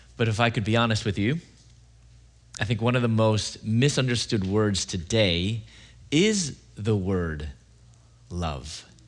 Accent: Chicago, Illinois, United States; moved away as an adult; also born or lived in Louisville / Atlanta, Georgia; I'm from Chicago originally.

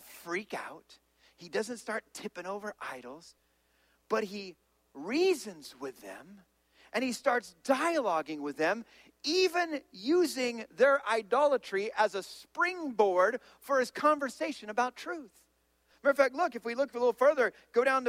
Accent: California, United States; I'm from California

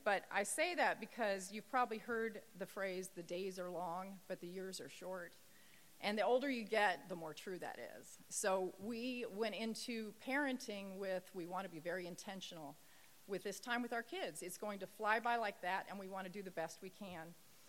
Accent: Indiana, United States; now in California, United States; moving from California to Indiana. That was my home state. My family was there.

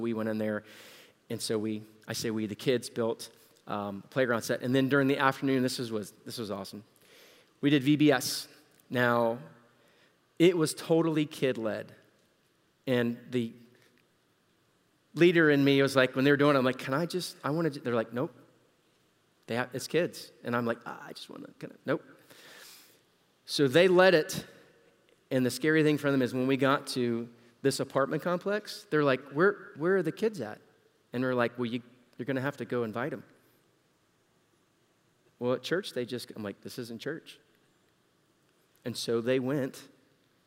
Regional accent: Central Florida, United States; we're from Central Florida, it's hotter.

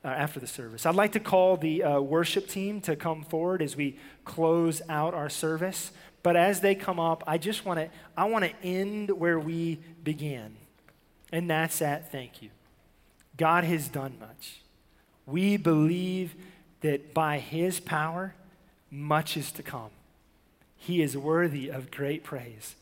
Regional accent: the South, United States; I was from the South

